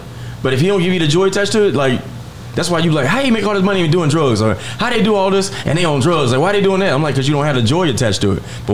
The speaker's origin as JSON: {"language": "English", "town": "Columbia", "region": "South Carolina", "country": "United States", "tie": "born or raised there", "also_born_or_lived": "Atlanta, Georgia / Los Angeles", "moved": "as an adult", "said": "Born and raised Columbia, South Carolina"}